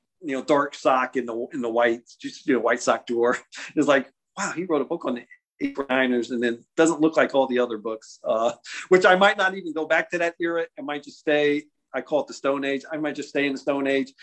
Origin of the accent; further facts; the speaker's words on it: Ohio, United States; I grew up in Ohio